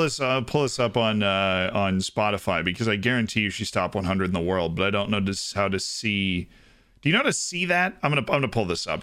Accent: Florida, United States; I'm from Florida

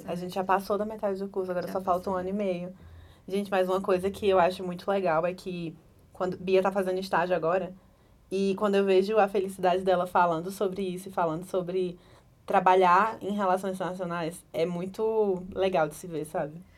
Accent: Pernambuco, Brazil; moved away as an adult; now in Brasília, Brazil; eu sou pernambucana.

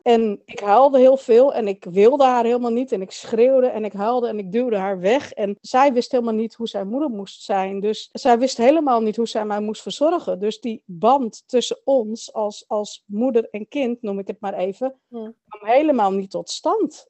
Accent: Netherlands; also born or lived in Chile; ik ben geboren in Chili. Ehm, in 1972, op uh, eh, 19 oktober 1972, kwam ik eh, met het vliegtuig van Chili naar Nederland. Ik ben eh, opgegroeid in een streng christelijk gezin

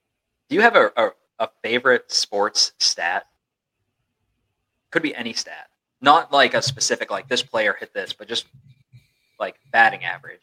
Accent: Maine, United States; born or raised there; moved away

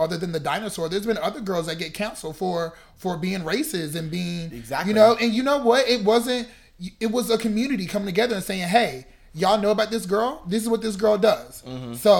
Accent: North Carolina, United States; moved away as an adult; now in Chicago, United States; I'm from North Carolina, so that's South.

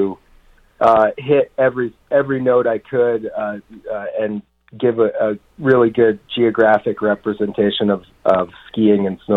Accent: Vermont, United States; also born or lived in New Mexico / Jackson Hole, Wyoming / East Coast; now in Colorado, United States; I grew up in Vermont and live in Colorado now, but I've lived in New Mexico

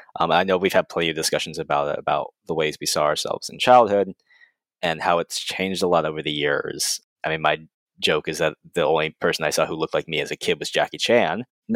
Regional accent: Arizona, United States; growing up trying to find someone who was Asian and Jewish was a pipe dream to a young me growing up in Arizona

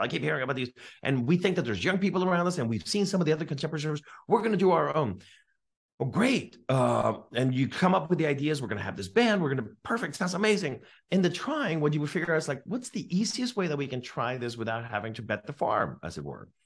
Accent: California, United States; I'm from California

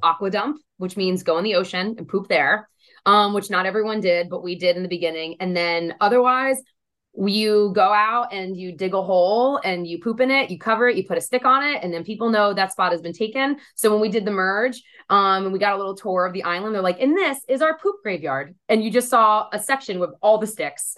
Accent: New Jersey, United States; I'm from Jersey, so everyone curses a lot out here

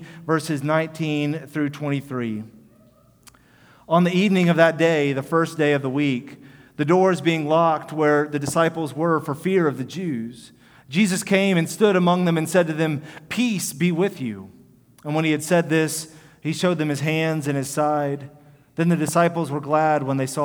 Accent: Houston, Texas, United States; I'm from Houston, and when I was in high school, there was an area of River Oaks

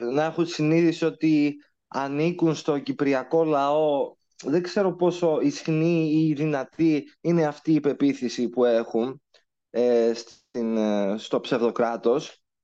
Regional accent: Cyprus; εγώ προσωπικά ως Ελληνοκύπριος

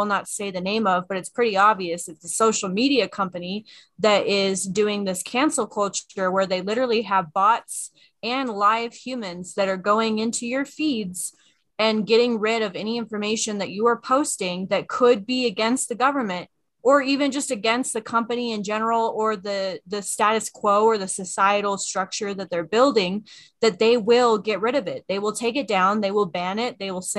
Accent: United States

